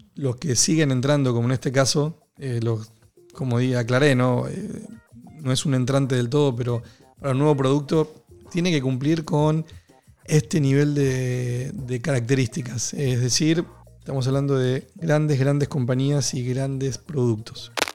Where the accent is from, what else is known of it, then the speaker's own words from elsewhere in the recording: Argentina; yo soy argentino